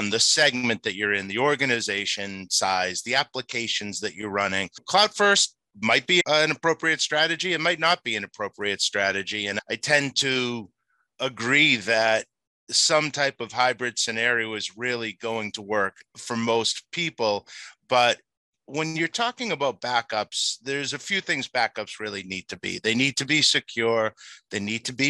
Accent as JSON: {"language": "English", "town": "Boston", "region": "Massachusetts", "country": "United States", "tie": "born or raised there", "said": "I was born and bred in Boston"}